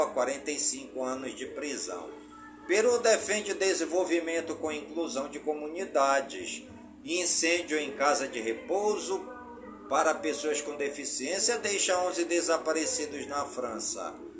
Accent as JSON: {"language": "Portuguese", "town": "Careiro da Várzea", "region": "Amazonas", "country": "Brazil", "tie": "born or raised there", "said": "Careiro da Vaza, minha cidade natal"}